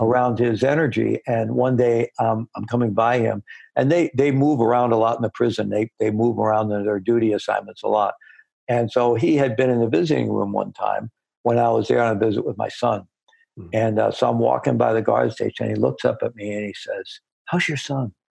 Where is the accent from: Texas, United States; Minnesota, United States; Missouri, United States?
Missouri, United States; I was born in Missouri, the Show Me State.